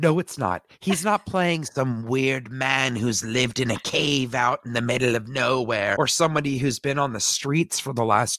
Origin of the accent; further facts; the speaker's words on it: Canada; We're both Canadian.